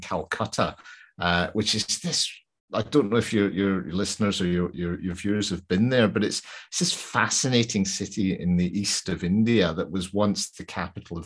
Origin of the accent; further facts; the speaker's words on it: Glasgow, Scotland, United Kingdom; I'm from Glasgow